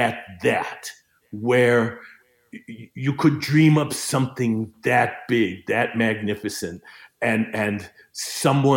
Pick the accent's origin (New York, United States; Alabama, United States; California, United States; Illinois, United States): Illinois, United States; Chicago; moved away as an adult; the atmosphere where I was raised in Chicago